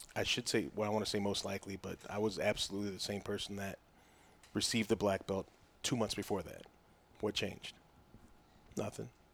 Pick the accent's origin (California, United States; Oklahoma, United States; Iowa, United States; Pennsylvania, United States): Oklahoma, United States; growing up in Oklahoma as a running back